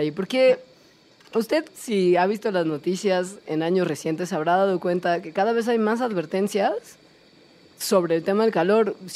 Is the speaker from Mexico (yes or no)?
yes; Valle de Bravo, State of Mexico, Mexico; Yo me muero de calor mucho en mi pueblo.